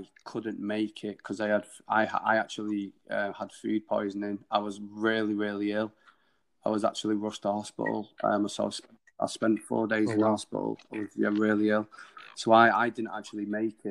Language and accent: English; Manchester, North West England, United Kingdom; it's an incredible city to be in and be born